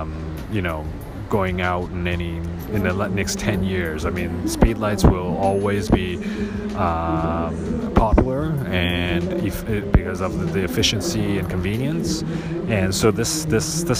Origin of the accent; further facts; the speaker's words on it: Hong Kong; I'm from Hong Kong